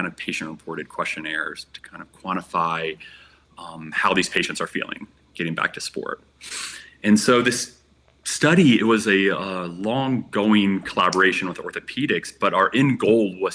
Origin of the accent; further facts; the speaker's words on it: Virginia, United States; moved away as an adult; also born or lived in Colorado; I was born and raised on the East Coast in the state of Virginia.